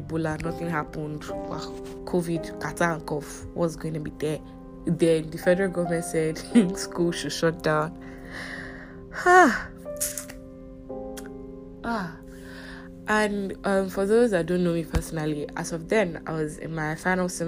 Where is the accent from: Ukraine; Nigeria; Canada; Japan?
Nigeria; I'm a Nigerian, if this is your first time hearing my voice. I'm a Nigerian